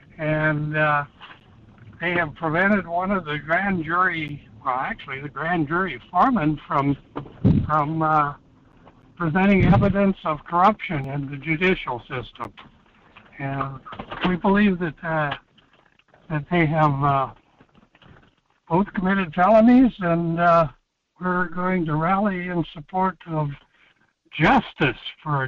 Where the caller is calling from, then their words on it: Alaska, United States; I'm calling from Alaska